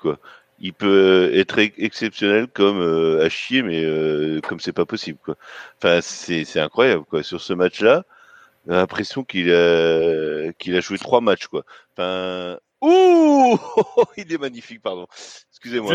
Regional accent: Breton, Brittany, France; je suis un breton solide qui boit de la bière.

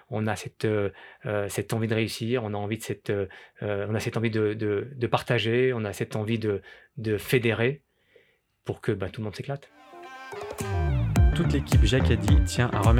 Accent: Grenoble, Auvergne-Rhône-Alpes, France; je viens euh, des Alpes entre guillemets, mais j'habite euh, Grenoble. J'ai toujours grandi, à... enfin j'ai grandi à Grenoble

